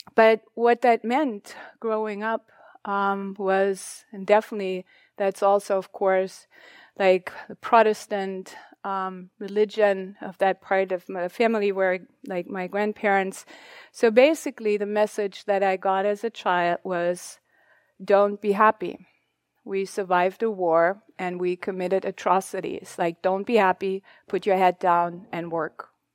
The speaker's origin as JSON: {"language": "English", "country": "Germany", "tie": "born or raised there", "second_language": "English", "moved": "yes", "said": "I'm not a native English speaker. I'm German. My history, that's where I come from, where I grew up."}